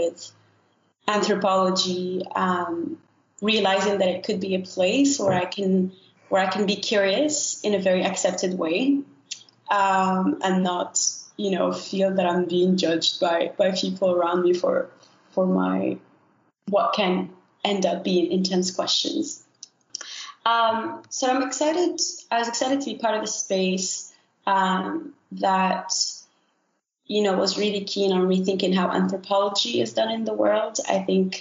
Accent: Morocco; I was born and raised in Morocco, which is where I'm calling from now.

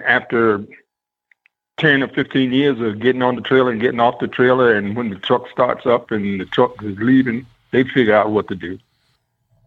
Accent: Baltimore, Maryland, United States; I grew up in Baltimore. I went to high school here

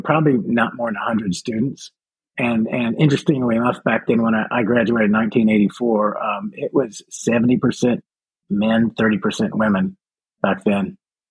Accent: Little Rock, Arkansas, United States; moved away as an adult; also born or lived in Austin, Texas / Fairbanks, Alaska / Portland, Oregon; now in Jacksonville, United States; I was raised in Arkansas. Which part? Little Rock. And then I went to school at the University of Arkansas.

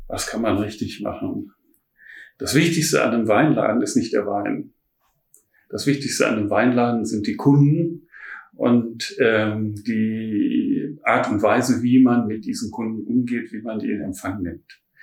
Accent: Ruhr area, North Rhine-Westphalia, Germany; also born or lived in Düsseldorf / Heilbronn / Baden; now in Berlin, Germany; ich komme ursprünglich aus dem Ruhrpott

